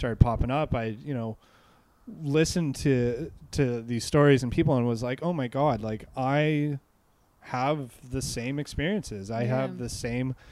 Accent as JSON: {"language": "English", "town": "Vancouver", "region": "British Columbia", "country": "Canada", "tie": "born or raised there", "said": "I grew up in Vancouver, played hockey"}